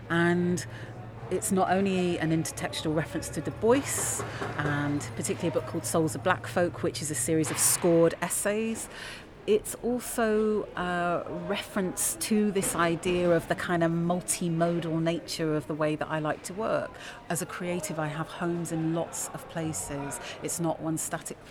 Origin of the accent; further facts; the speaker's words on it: London, United Kingdom; moved away as an adult; now in Leeds, United Kingdom; I'm a Londoner, and London is also my home.